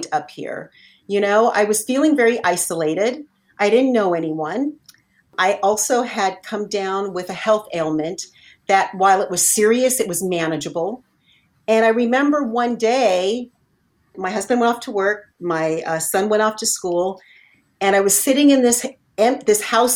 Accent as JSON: {"language": "English", "region": "Southern California", "country": "United States", "moved": "as an adult", "lives_now": "Northern California, United States", "said": "I'm not originally from Northern California. I lived in Southern California most of my whole entire life."}